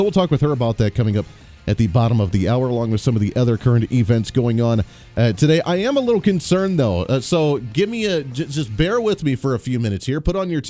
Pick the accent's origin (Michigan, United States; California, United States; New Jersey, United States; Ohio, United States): Ohio, United States; moved away; I came from Ohio, is where I originally grew up. Spent a lot of time there. Went to college at Bowling Green State University